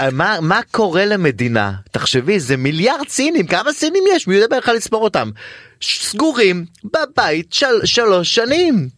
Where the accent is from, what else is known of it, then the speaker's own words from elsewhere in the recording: Ramla, Central District, Israel; הילדות שלי בבית השייח של רמלה הייתה קסומה